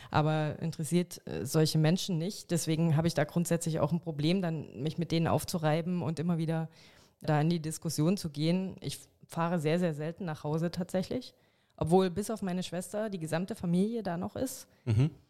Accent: Saxony, Germany; Und ich glaube, es ist bedingt durch die DDR-Vergangenheit, dass halt ne, meine Heimat Sachsen, mein, auch mein Dorf, dass da AfD so von dran ist

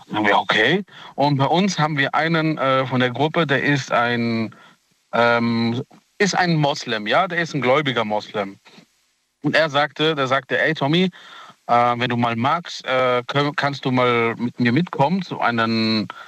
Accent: Italy; Ähm, ich bin Italiener, der Thomas ist ja, Thomas ist ja der Deutsche von uns.

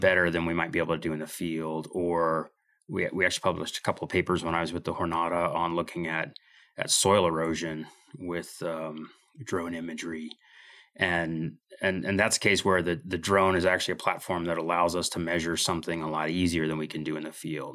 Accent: Midwest, United States; moved away as an adult; also born or lived in Idaho; now in Moscow, Idaho, United States; I came to Idaho in, uh, in nineteen ninety-two from, uh, from growing up in the Midwest

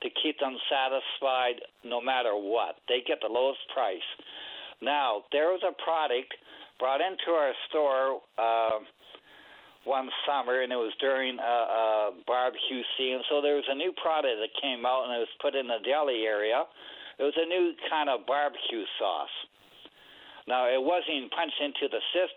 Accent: Calgary, Alberta, Canada; moved away; I'm from Calgary

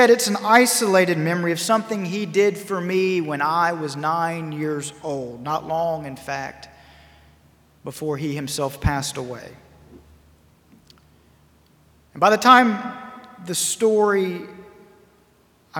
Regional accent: High Point, North Carolina, United States; my hometown of High Point, North Carolina

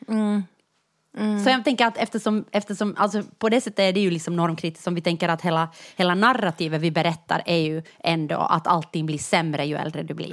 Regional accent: Jakobstad, Ostrobothnia, Finland; moved away; när jag växte upp i Jakobstad

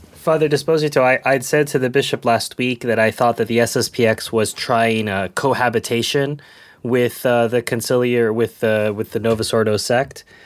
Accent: United States; moved away; I'm American

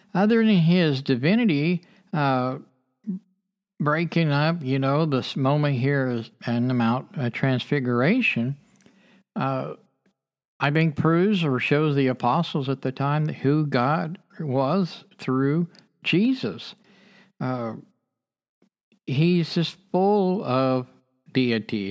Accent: United States; as a child growing up in America

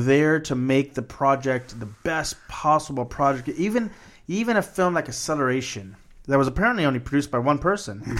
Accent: Corpus Christi, Texas, United States; when I was growing up in Corpus Christi, they had right across from my school a fourplex

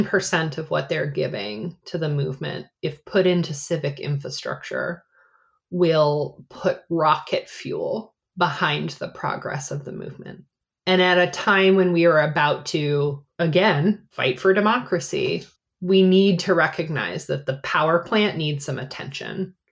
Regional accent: Cedar Rapids, Iowa, United States; also born or lived in New England; I was born in New England. But I have lived all over the country, West Coast, Midwest. I really consider myself somebody who grew up in the Midwest. I went to high school in Cedar Rapids, Iowa.

